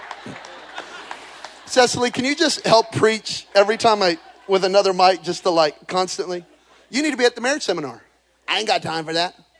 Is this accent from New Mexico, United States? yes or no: yes; Belen, New Mexico, United States; moved away; grow up in Belen, New Mexico. There are more people in this building right now than in my hometown